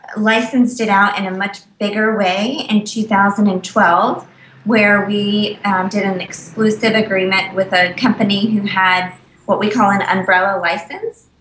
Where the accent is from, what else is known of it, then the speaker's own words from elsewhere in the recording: Virginia, United States; I'm from Virginia